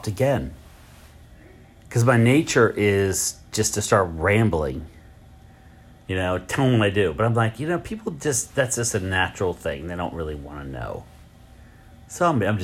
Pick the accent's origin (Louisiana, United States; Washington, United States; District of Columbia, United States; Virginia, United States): Virginia, United States; Richmond; I'm from Richmond